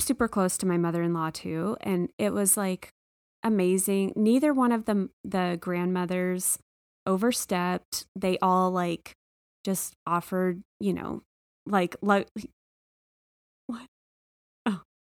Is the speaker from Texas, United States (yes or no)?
yes; Texas, United States; moved away; I'm from Texas